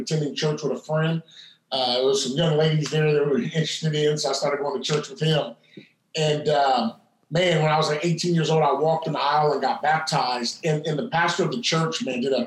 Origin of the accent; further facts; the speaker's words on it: Terre Haute, Indiana, United States; moved away as an adult; also born or lived in Louisville, Kentucky; now in Indianapolis, United States; I was in my hometown of Terre Haute, Indiana